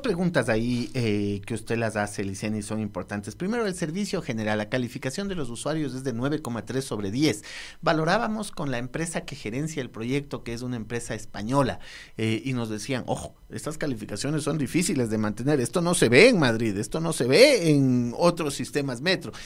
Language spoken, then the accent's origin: Spanish; Quito, Pichincha, Ecuador; somos los mismos quiteños